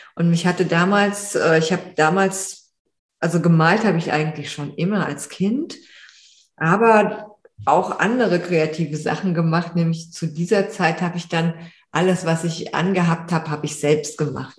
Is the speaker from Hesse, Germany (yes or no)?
yes; Frankfurt, Hesse, Germany; moved away; in Frankfurt, also wo ich aufgewachsen bin